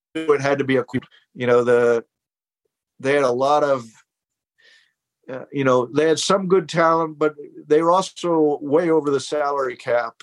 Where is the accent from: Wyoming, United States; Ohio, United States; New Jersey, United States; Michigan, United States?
Ohio, United States; Columbus; I grew up in Columbus, Ohio